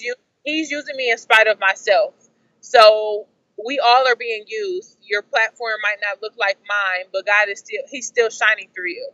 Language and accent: English; Detroit, Michigan, United States; I'm from the Metro Detroit area